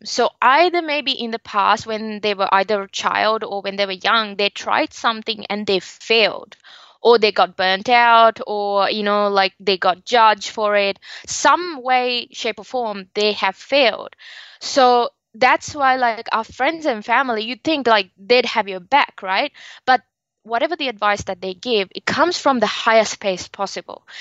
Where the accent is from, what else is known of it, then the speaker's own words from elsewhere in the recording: Sri Lanka; now in Australia; So originally I am from Sri Lanka, but I live and work now in Australia and been for a very long time.